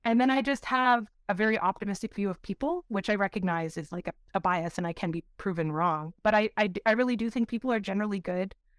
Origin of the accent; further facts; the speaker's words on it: Windsor, Ontario, Canada; I grew up in Windsor, Ontario, or outside of Windsor, Ontario in the county